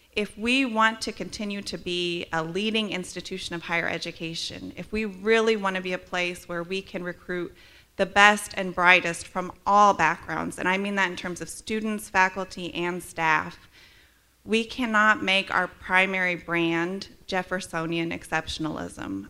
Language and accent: English; Midwest, United States; moved away as an adult; now in Charlottesville, United States; I'm also from the Midwest